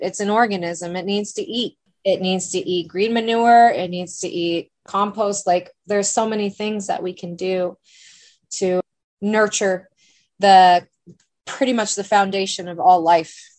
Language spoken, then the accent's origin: English; Bend, Oregon, United States; I'm born and raised in Bend, OG Bendite